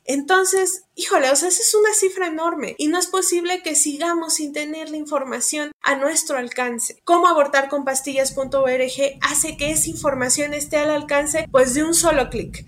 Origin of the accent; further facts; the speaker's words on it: Pachuca, Hidalgo, Mexico; Yo soy de Pachuca Hidalgo.